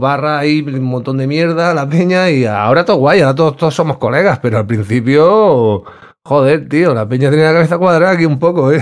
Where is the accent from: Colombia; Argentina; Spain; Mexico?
Spain; Terrassa, Catalonia; moved away as an adult; now in Granada, Spain; yo en verdad soy de Barcelona, yo soy de Tarrasa